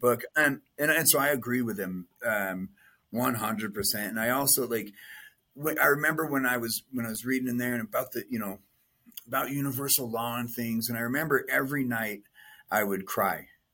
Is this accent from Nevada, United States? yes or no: yes; Las Vegas, Nevada, United States; I was born and raised in Vegas